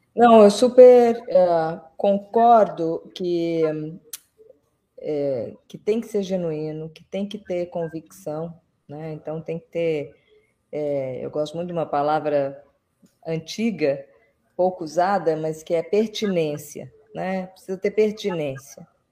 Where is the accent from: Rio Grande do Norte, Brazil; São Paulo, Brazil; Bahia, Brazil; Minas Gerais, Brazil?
Minas Gerais, Brazil; Belo Horizonte; moved away; eu sou, eu cresci, estudei em Belo Horizonte